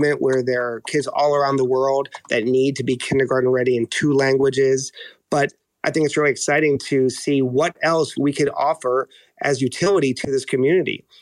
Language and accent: English; New York, United States; I'm Dominican, born and raised in New York, but all my family is still in Santo Domingo